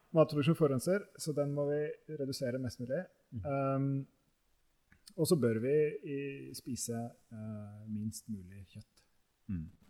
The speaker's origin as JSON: {"language": "Norwegian", "country": "Norway", "said": "som nordmenn i dag"}